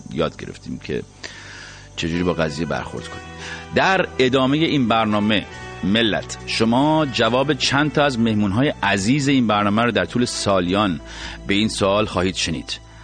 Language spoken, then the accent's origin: Persian; Iran; ما ایرانی هستیم